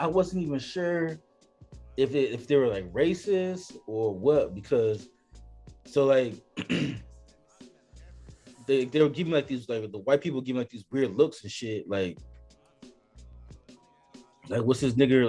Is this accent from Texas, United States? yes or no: no; California, United States; I'm from California?